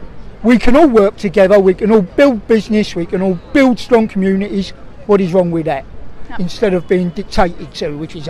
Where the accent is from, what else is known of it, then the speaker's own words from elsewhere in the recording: United Kingdom; And I'm sure we won't here because we don't do that sort of thing. We're British.